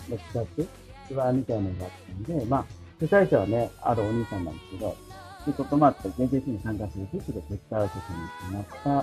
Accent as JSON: {"language": "Japanese", "region": "Okinawa", "country": "Japan", "tie": "born or raised there", "said": "沖縄出身なんですけど"}